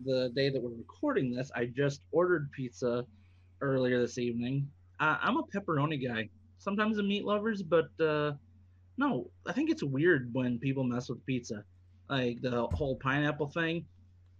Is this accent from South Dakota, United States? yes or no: yes; South Dakota, United States; born and raised in South Dakota.